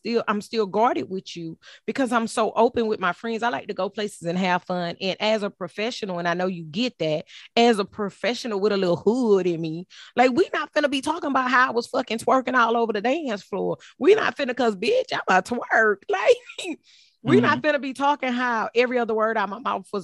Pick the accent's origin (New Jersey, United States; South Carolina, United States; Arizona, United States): South Carolina, United States; Ninety Six; also born or lived in Port Arthur, Texas; in South Carolina, I was raised on Little Mountain Road